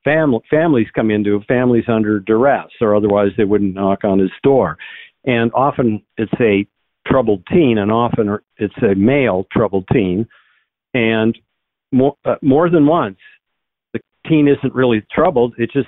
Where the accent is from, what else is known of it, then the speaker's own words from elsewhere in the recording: North Dakota, United States; But when I go back to my home state of North Dakota, I see much more common sense, or Oklahoma.